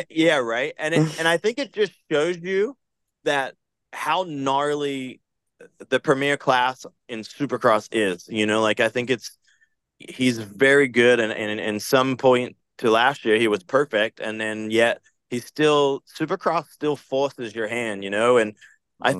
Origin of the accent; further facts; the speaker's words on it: Australia; I'm Aussie